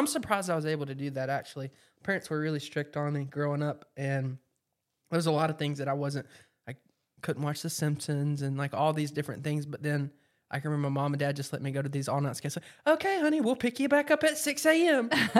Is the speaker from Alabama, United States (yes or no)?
yes; Alabama, United States; born there; So I was born in Alabama. The Alabama and Auburn football game, the Iron Bowl. We all know that's like the biggest thing around here.